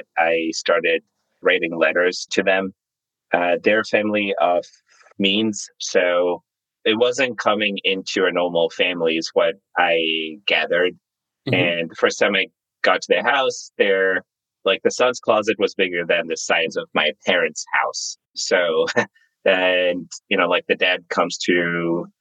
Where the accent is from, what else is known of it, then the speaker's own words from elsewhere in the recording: Zimbabwe; moved away as an adult; also born or lived in New York; now in United States; I was born and raised in Zimbabwe